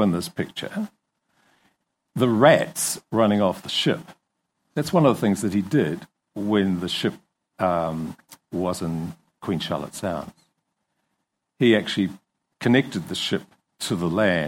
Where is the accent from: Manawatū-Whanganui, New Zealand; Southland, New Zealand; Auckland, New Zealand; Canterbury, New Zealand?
Southland, New Zealand; Invercargill; also born or lived in Kingston; I was born in Invercargill and brought up down there